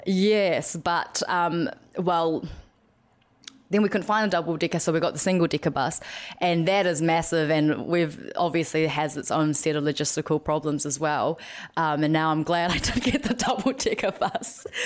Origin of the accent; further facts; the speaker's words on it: New Zealand; growing up in New Zealand